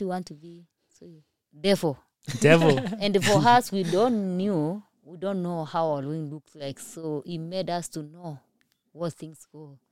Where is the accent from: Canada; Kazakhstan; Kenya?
Kenya; English is a second language; moved away as an adult; now in United States; I'm coming from Kenya, my English are not good like yours